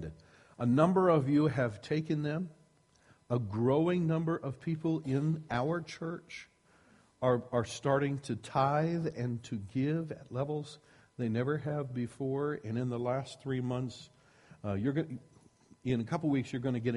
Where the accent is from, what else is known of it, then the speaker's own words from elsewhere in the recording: Iowa, United States; I grew up in Iowa, and one of the things that we got in Iowa was lots of snow